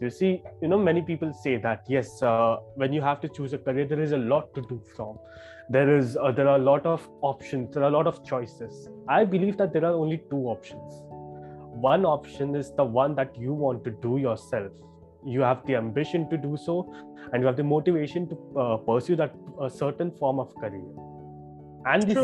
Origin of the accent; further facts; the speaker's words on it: Mumbai, Maharashtra, India; I'm from that city itself, I'm from Mumbai.